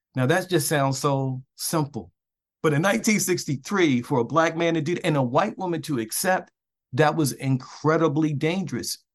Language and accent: English; Baltimore, Maryland, United States; moved away; I grew up in West Baltimore